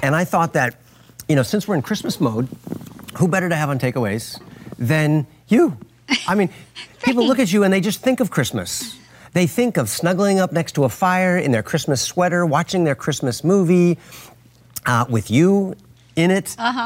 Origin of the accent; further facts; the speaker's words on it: California, United States; I was from California